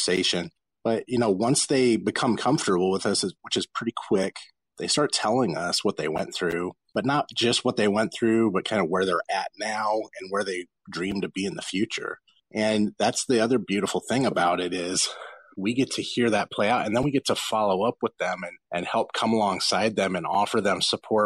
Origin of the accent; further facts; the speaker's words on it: Los Angeles, California, United States; I grew up in South Central Los Angeles in gang neighborhoods